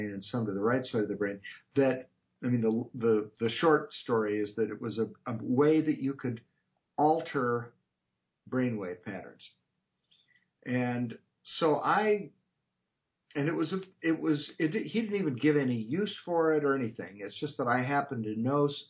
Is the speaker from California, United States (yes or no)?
no; Portland, Oregon, United States; I grew up in Portland, Oregon